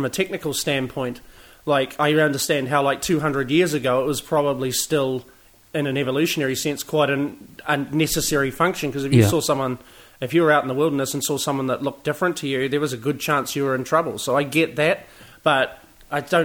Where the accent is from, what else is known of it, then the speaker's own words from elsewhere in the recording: Hamilton, Waikato, New Zealand; also born or lived in Rotorua; I was born in Rotorua, yeah, and was sent to live with my grandparents when I was about 18 months old. So mostly Hamilton raised and reared, but born in Rotorua